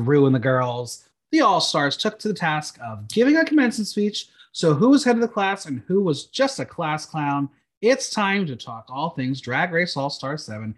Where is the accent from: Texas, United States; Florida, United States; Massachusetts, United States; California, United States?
Massachusetts, United States; Boston; You're going to my hometown for school